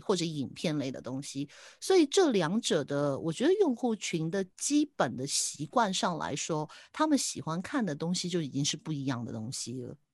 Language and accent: Chinese; Hong Kong; 我是香港的